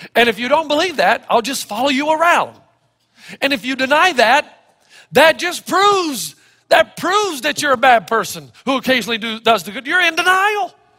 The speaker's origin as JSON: {"language": "English", "town": "Elizabethton", "region": "Tennessee", "country": "United States", "tie": "born or raised there", "said": "When I was growing up in Elizabethton, Tennessee"}